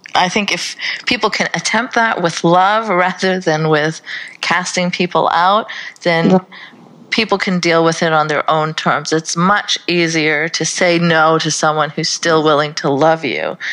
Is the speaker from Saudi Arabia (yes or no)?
yes; Saudi Arabia; moved away; I grew up in Saudi Arabia.